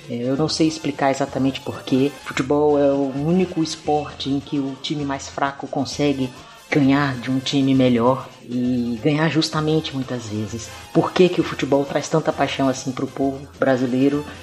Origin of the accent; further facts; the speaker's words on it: Northeast Region, Brazil; moved away; also born or lived in Ribeirão Preto / interior of Bahia; eu sou do Nordeste, né?